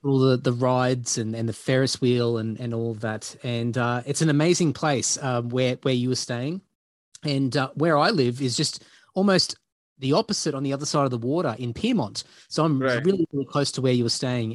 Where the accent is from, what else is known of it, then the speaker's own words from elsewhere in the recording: Brisbane, Queensland, Australia; moved away as an adult; now in Sydney, Australia; growing up in Queensland, in, in Brisbane